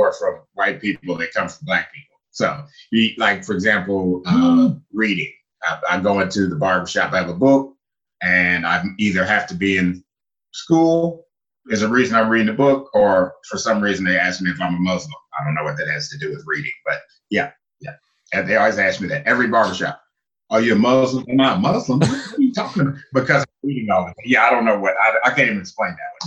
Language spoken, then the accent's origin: English; Louisville, Kentucky, United States; moved away as an adult; also born or lived in Japan / China; I was born and raised in Louisville, Kentucky.